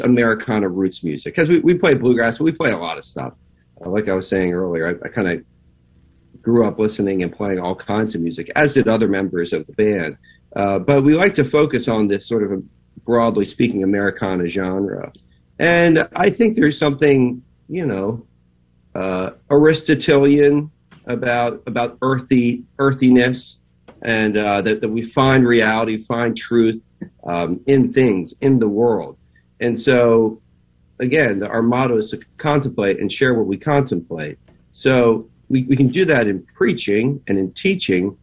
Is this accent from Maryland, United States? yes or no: yes; Maryland, United States; moved away as an adult; also born or lived in Los Angeles / Nashville; we're from the Maryland area, so we lived there as well